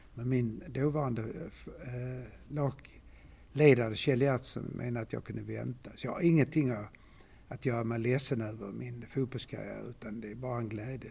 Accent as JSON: {"language": "Swedish", "town": "Malmö", "region": "Skåne", "country": "Sweden", "tie": "born or raised there", "moved": "as an adult", "said": "så är jag född i Malmö, uppvuxen här"}